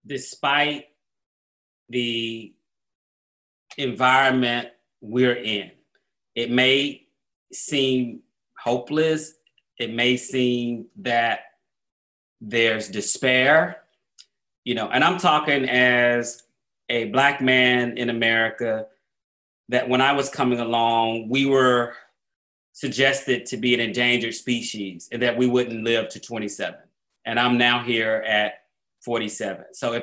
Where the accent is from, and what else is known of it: Atlanta, Georgia, United States; born or raised there